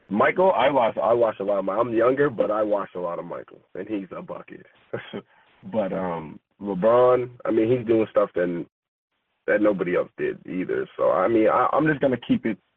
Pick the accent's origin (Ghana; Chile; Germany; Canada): Canada; Halifax, Nova Scotia; I'm from Halifax. You know what I like to eat. Donairs.